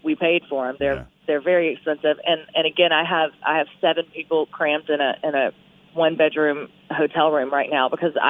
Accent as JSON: {"language": "English", "region": "Louisiana", "country": "United States", "said": "we're from Louisiana."}